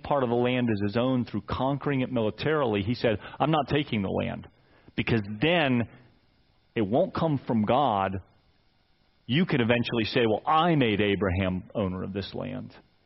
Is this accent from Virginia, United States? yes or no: yes; Fairfax, Virginia, United States; moved away; I'm Northern Virginia guy. I lived away for 15 years, but I was born in Fairfax, and Nancy and I have now been back for 15 years, and I lived in this area longer than anywhere else